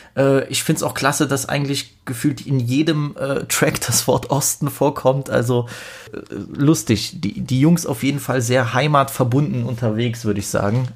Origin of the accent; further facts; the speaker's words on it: Poland; als Pole